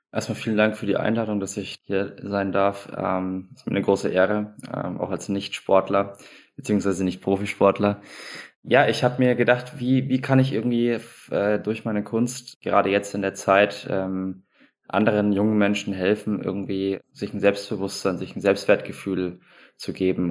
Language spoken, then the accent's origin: German; Schweinfurt, Bavaria, Germany; moved away; also born or lived in Munich; im Leistungszentrum meiner Heimatstadt in Schweinfurt gewesen